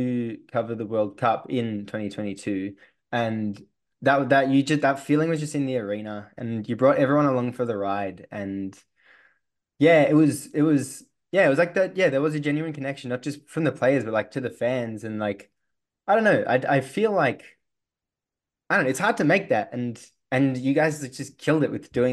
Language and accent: English; Australia; being an Aussie